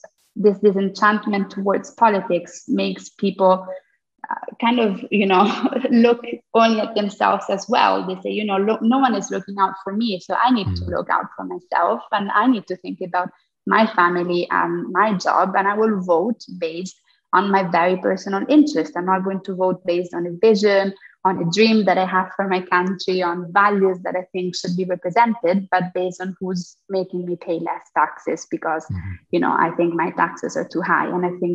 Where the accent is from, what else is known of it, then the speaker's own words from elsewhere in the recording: Italy; moved away as an adult; I left Italy when I was 20 and I worked abroad, I studied abroad, and I really wanted to return to my home country